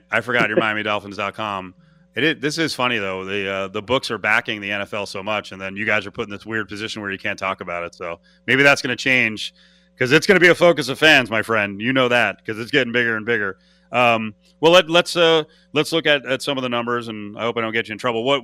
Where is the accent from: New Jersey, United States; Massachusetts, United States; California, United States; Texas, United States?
New Jersey, United States; I grew up in the New Jersey, New York area